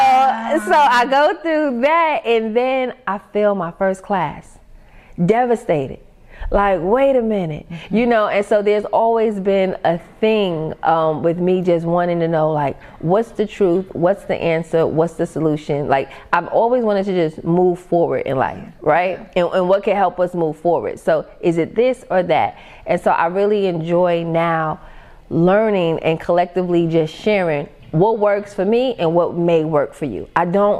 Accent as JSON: {"language": "English", "town": "New York City", "region": "New York", "country": "United States", "also_born_or_lived": "Tucker, Georgia", "moved": "as an adult", "lives_now": "Georgia, United States", "said": "I come from Queens, New York"}